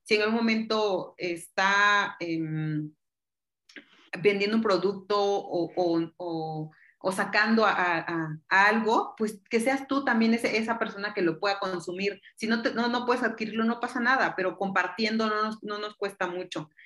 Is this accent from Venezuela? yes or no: no; Mexico; yo soy enfermera mexicana